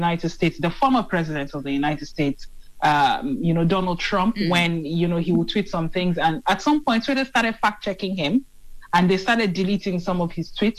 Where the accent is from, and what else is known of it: Nigeria